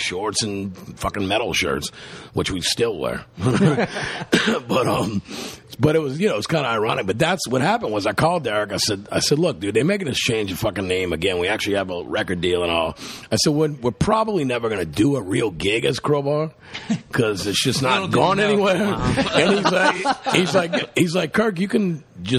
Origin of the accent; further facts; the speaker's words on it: the South, United States; we're from the South